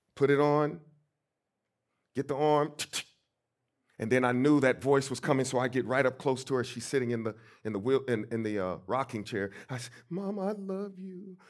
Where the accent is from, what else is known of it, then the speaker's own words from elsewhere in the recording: St. Louis, Missouri, United States; growing up in Saint Louis, Missouri, my great-grandmother, my mother, and my aunt helped to raise me